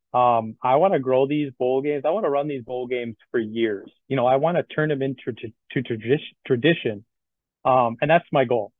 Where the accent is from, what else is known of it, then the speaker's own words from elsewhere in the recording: Madison, Wisconsin, United States; I'm from Madison. So that's why I have ties to the area